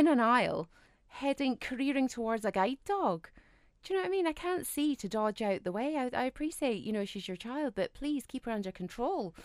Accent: United Kingdom; us Brits

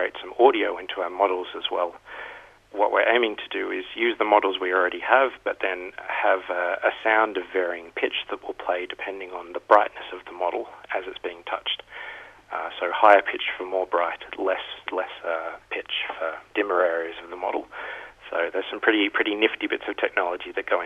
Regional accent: Australia; moved away; I'm from Australia originally

